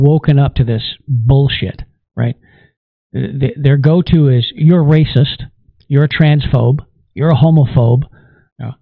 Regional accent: Canada; as a Canadian

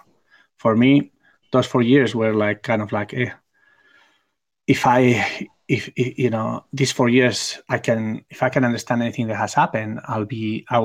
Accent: Barcelona, Catalonia, Spain; my hometown in Barcelona

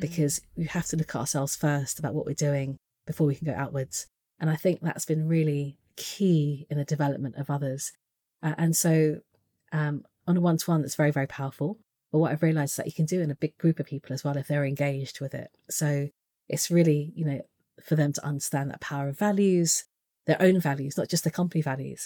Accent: United Kingdom; being British, Asian

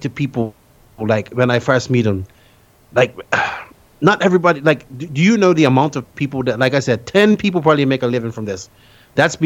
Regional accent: Bermuda; now in Dominican Republic; I'm from Bermuda originally

